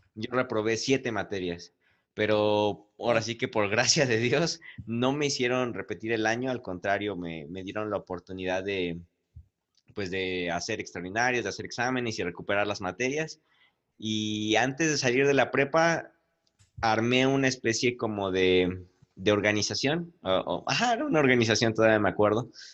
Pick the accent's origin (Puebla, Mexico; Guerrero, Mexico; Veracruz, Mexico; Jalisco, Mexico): Puebla, Mexico